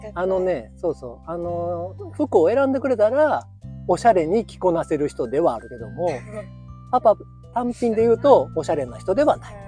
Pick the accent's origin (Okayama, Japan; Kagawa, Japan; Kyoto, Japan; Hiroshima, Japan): Kyoto, Japan; 生粋の京都人、まあ、ぶぶ漬けでも食べなはれの